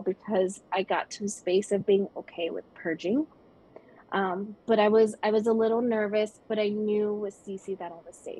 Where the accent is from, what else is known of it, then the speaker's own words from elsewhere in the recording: Las Vegas, Nevada, United States; moved away as an adult; now in Sedona, United States; back in my hometown in Vegas